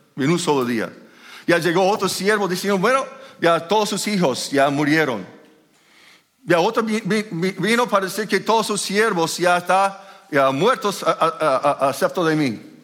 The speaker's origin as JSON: {"language": "Spanish", "region": "Minnesota", "country": "United States", "second_language": "Spanish", "moved": "yes", "said": "yo soy de Minnesota"}